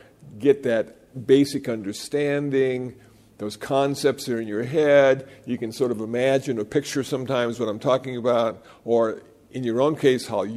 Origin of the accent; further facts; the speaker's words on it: Iowa, United States; moved away; also born or lived in Los Angeles; I was born in Iowa, and I got ordained in Los Angeles